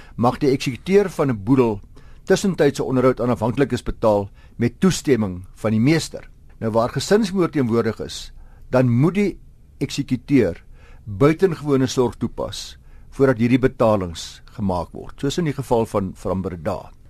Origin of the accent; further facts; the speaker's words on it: South Africa; as Suid-Afrikaners